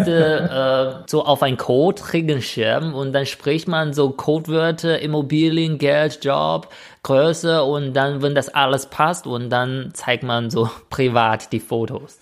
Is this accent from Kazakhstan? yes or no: no; northern China, China; German is a second language; moved away; ich komme auch aus Nordchina